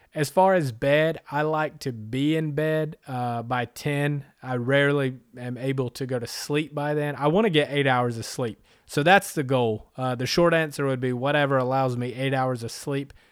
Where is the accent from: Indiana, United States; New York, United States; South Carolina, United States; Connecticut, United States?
South Carolina, United States; Anderson; also born or lived in San Diego / Huntington Beach / Las Vegas / Northern California; now in Greenville, United States; I was born and raised in South Carolina in Anderson